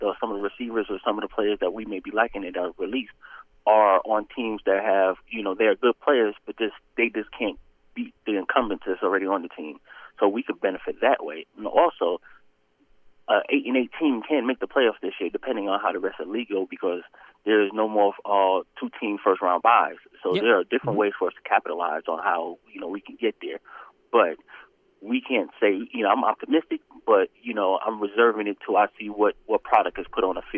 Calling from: Atlanta, Georgia, United States; This is … in Atlanta.

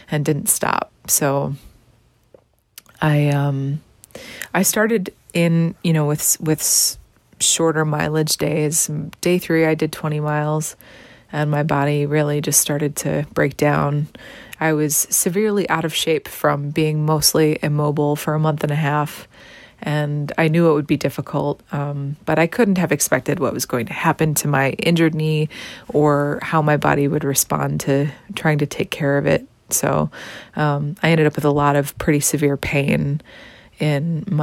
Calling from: Wyandotte, Michigan, United States; I'm checking in from Wyandotte, Michigan, back at home in my bedroom where I started all of this.

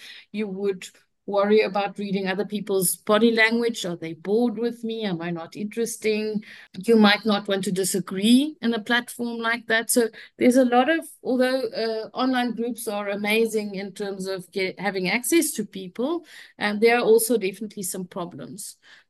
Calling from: Cape Town, Western Cape, South Africa; I'm calling from Cape Town, South Africa.

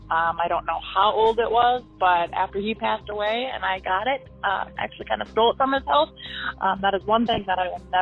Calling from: Salisbury, North Carolina, United States; I'm calling from Salisbury, North Carolina.

